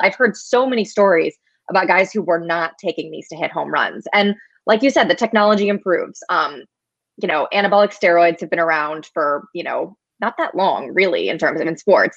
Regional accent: St. Louis, Missouri, United States; I grew up in St. Louis, was a Cardinals fan as a kid

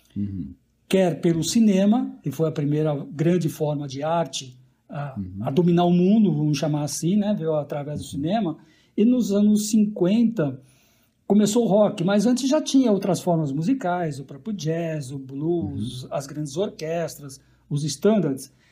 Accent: São Paulo, Brazil; a gente é paulista

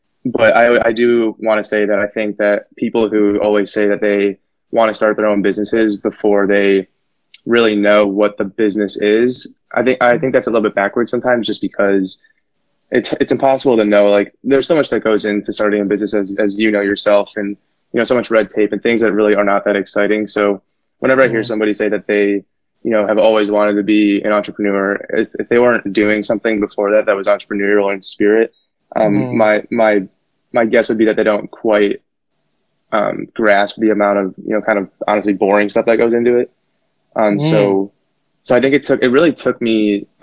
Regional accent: Naperville, Illinois, United States; from Naperville, so this is a suburb, probably, you know, 30, 45 minutes outside Chicago. I grew up there pretty much my whole life

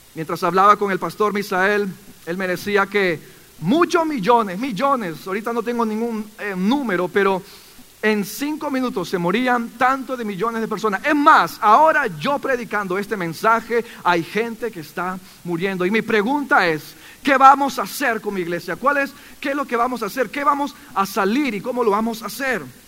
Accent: Callao, Peru; moved away; Cuando yo era pequeño, tenía 12 años, yo soy del Perú

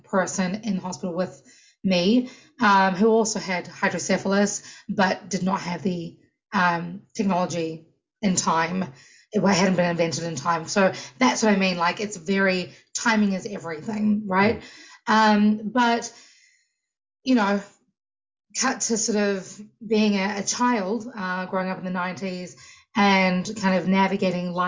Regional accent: New Zealand; moved away as an adult; now in United States; New Zealand, where I'm from

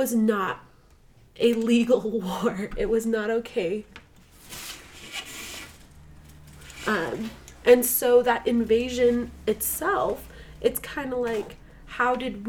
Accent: United States; we as the American people

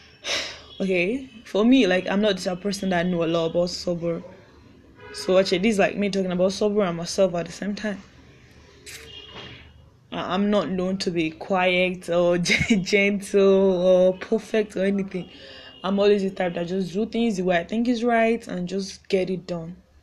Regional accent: Ekiti, Nigeria; I'm from Nigeria. Ekiti, also Ekiti to be precise

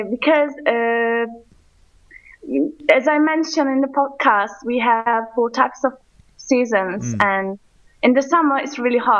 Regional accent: Bursa, Turkey; English is a second language; moved away as an adult; now in Hendek, Turkey; Because originally I'm from Bursa.

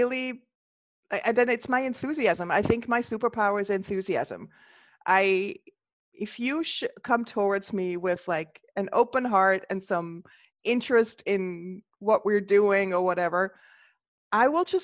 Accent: Switzerland; now in United States; I grew up in the Swiss Alps and the area of Switzerland I grew up was like that state I grew up in was the first state that allowed for holistic healers in Switzerland to open shop

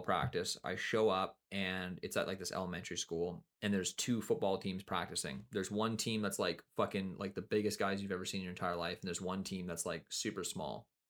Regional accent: Kelowna, British Columbia, Canada; also born or lived in Nelson, British Columbia; I moved from Nelson to Kelowna

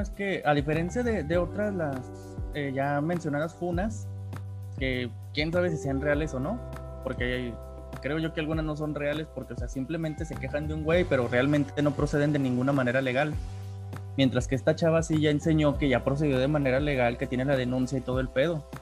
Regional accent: Mexico; en nuestro país

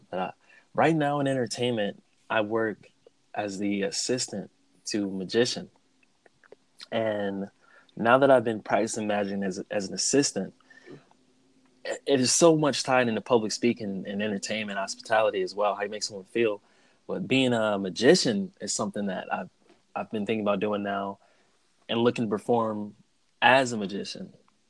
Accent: Cleveland, Ohio, United States; Cleveland, Ohio.

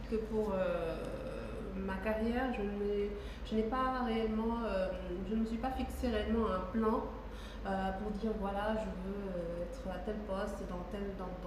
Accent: Senegal; je suis une Sénégalaise. Les femmes cachent leur âge, pas moi, j'ai 35 ans.

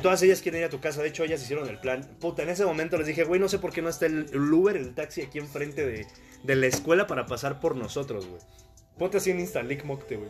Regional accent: Mexico; unos pinches mexicanos desmadrosos

